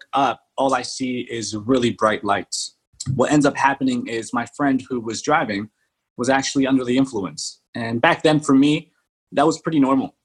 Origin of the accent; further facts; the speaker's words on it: Atlantic City, New Jersey, United States; also born or lived in Dover, New Jersey / Colombia; I came back when I was in second grade. I remember coming back to Atlantic City, New Jersey. And that's where I remember my childhood happening.